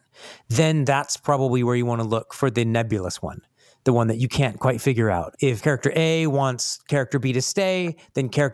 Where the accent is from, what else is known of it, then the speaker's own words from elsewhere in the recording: United States; I'm American